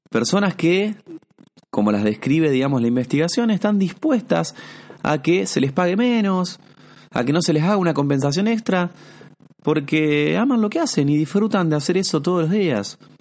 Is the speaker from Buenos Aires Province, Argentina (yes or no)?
no; Santa Fe, Argentina; Yo encima acá que soy de Santa Fe